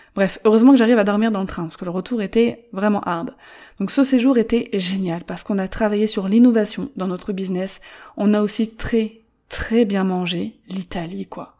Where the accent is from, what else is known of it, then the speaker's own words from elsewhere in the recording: Paris, Île-de-France, France; moved away; Moi qui suis parisienne